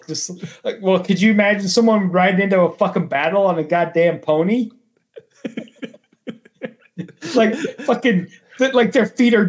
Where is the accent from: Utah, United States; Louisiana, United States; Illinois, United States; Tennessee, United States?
Utah, United States; we had moose just north of where we grew up in Utah, Jake. Like, I'm talking just north.